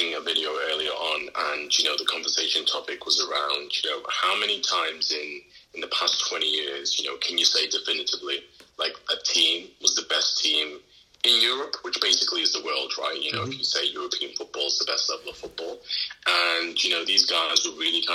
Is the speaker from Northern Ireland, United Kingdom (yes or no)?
no; Liverpool, North West England, United Kingdom; moved away as an adult; also born or lived in Manchester; growing up in Liverpool